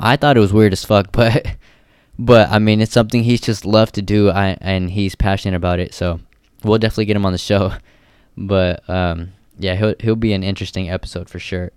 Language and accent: English; Stockton, California, United States; also born or lived in Livermore, California / Bay Area; I was born and raised in Stockton, uh, till about third grade